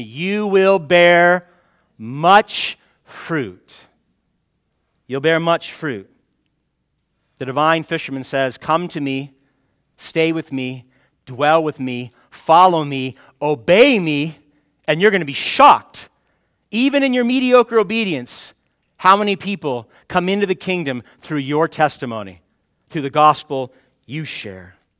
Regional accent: United States; we're American Christians

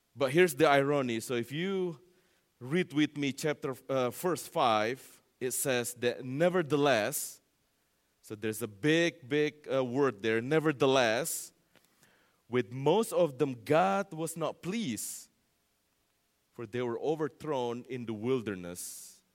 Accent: Indonesia; moved away; that's my home, uh, country there, Indonesia

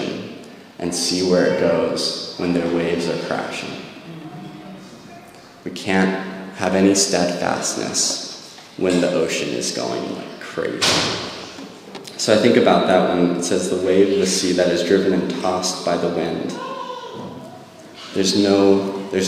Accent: Monterey, California, United States; I grew up in Monterey, and so I worked at the aquarium

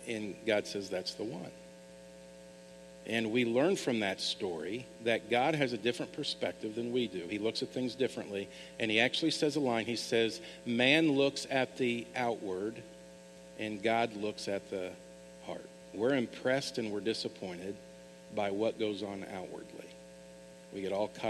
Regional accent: Kansas, United States; I'm from Kansas

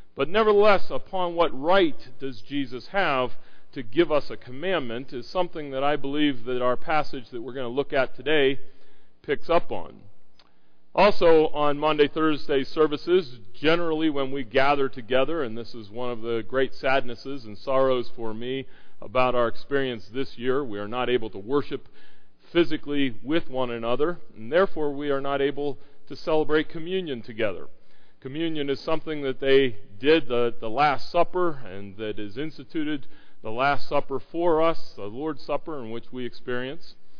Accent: Pittsburgh, Pennsylvania, United States; We're from the Pittsburgh area

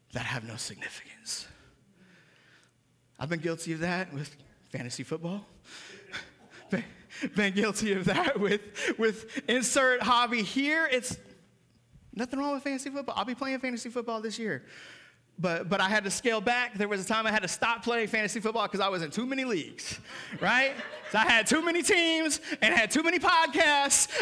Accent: Seattle, Washington, United States; moved away; Growing up in Seattle

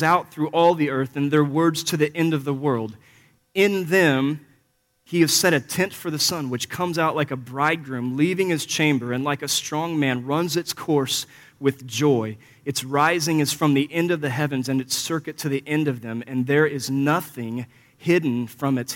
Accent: Missouri, United States; I grew up here in Missouri, about 4 miles west of the Mississippi, actually, as the crow flies

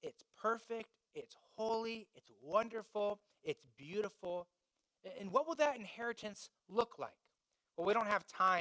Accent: Indiana, United States; I grew up in Indiana

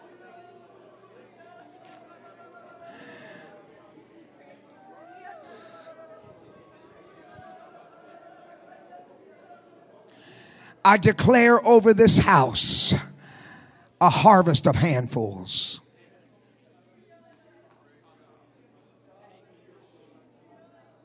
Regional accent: Michigan, United States; I grew up in Michigan. I know about snow.

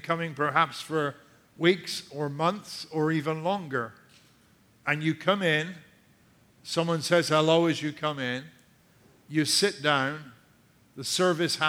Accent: United Kingdom; now in United States; I'm British

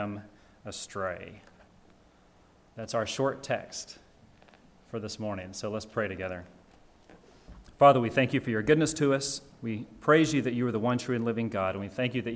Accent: Georgia, United States; When I was growing up living in my parents' house, I'm from Georgia. I'm a deep South boy.

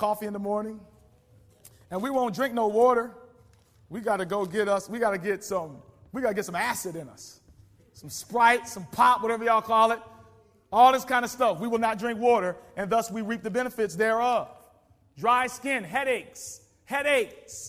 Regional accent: the South, United States; I come from South where you'd be surprised.

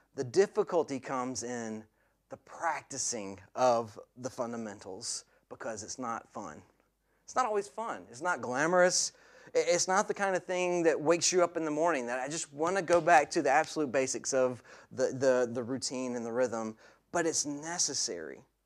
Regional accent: the southern United States, United States; as a boy growing up in the States, in, in the southern part of America where, I, where I'm from

